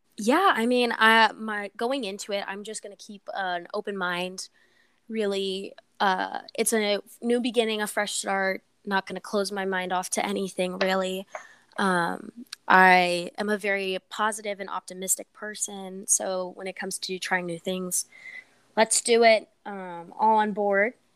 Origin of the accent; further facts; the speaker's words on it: Des Moines, Iowa, United States; also born or lived in Los Angeles, California; I was born in Los Angeles, California, but I moved to Des Moines, Iowa when mm-hmm. I turned 3